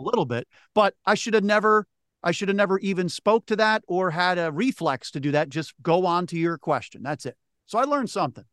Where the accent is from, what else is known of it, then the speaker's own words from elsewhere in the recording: Philadelphia, Pennsylvania, United States; right back in my hometown in Philly